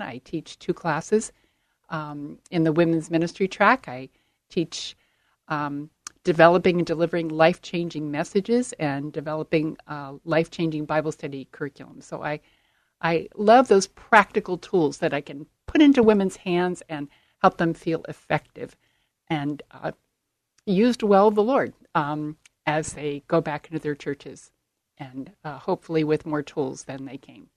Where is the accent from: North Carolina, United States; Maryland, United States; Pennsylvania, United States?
Maryland, United States; Baltimore; moved away; grew up on the East Coast in Baltimore, Maryland